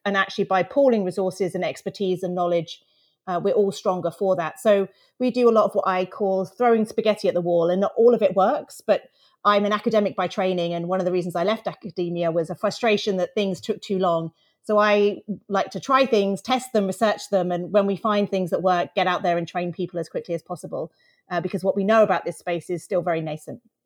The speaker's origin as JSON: {"language": "English", "country": "United Kingdom", "said": "I'm British"}